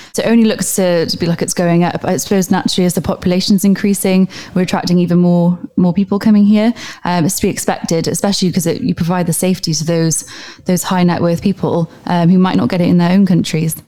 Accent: Wales, United Kingdom; now in Dubai, United Arab Emirates; I'm from Wales myself.

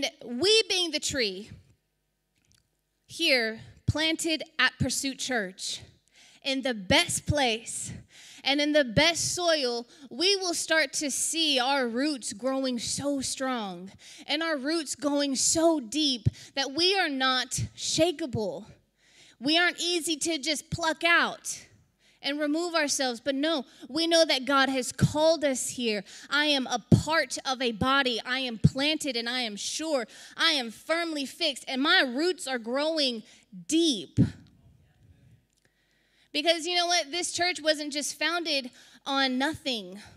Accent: South Texas, United States; We're from South Texas. We get hurricanes. I've seen them my whole life

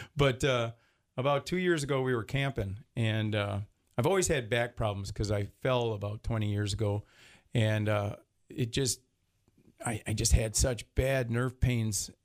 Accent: Detroit, Michigan, United States; born or raised there

